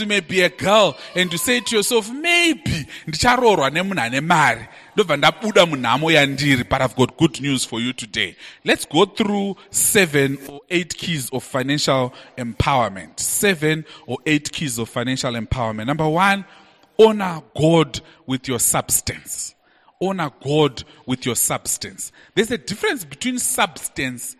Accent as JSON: {"language": "English", "region": "Bulawayo", "country": "Zimbabwe", "tie": "born or raised there", "said": "I grew up in Bulawayo in a suburb called Mpopoma."}